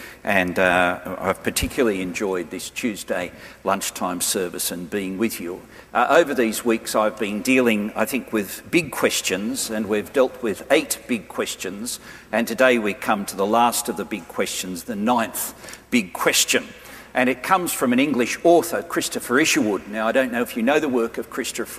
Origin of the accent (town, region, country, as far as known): Australia